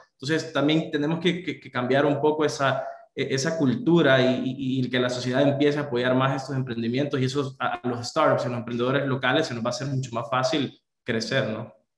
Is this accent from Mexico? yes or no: no; El Salvador; Soy del Salvador.